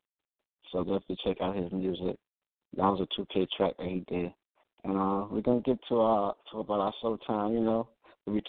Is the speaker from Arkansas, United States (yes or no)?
no; New York, United States; I'm from New York